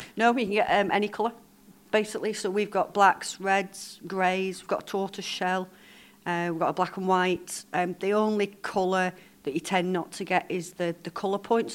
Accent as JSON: {"language": "English", "area": "Lancashire", "region": "North West England", "country": "United Kingdom", "moved": "yes", "lives_now": "Isle of Man", "said": "I'm from Lancashire originally, but I've, I've been here for over 30 years"}